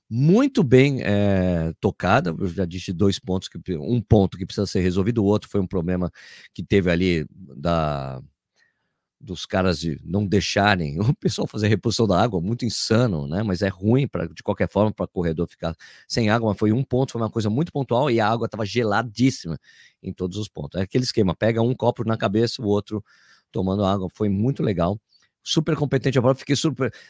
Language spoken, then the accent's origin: Portuguese; Itapira, São Paulo, Brazil; Sou de Itapira